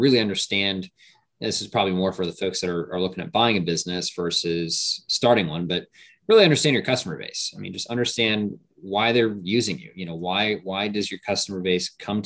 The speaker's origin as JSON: {"language": "English", "region": "Hawaii", "country": "United States", "tie": "born or raised there", "moved": "as an adult", "lives_now": "Puerto Rico", "said": "I grew up in Hawaii. My dad was military, so I was born there. We moved, and then we ended up, you know, moving back. So I spent the majority of my years out there in Hawaii."}